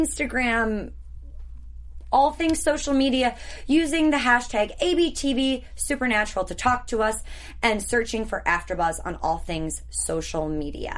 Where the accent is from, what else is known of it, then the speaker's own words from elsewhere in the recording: Wisconsin, United States; I'm from Wisconsin.